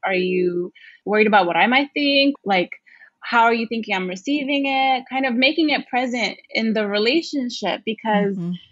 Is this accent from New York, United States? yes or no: yes; New York City, New York, United States; I grew up in Brooklyn